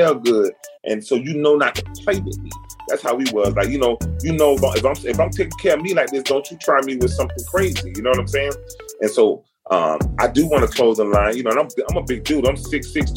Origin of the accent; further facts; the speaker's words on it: Miami, Florida, United States; also born or lived in Kansas City; I'm from Miami